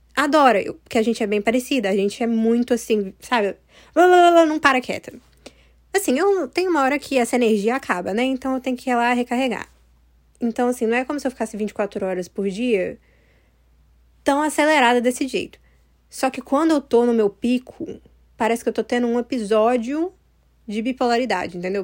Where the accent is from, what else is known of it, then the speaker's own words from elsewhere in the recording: United States; eu moro nos Estados Unidos, sabe? E aí, eu nasci aqui nos Estados Unidos.